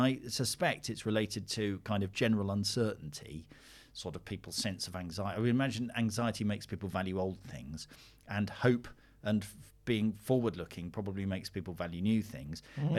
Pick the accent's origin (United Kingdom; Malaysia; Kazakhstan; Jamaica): United Kingdom; We're British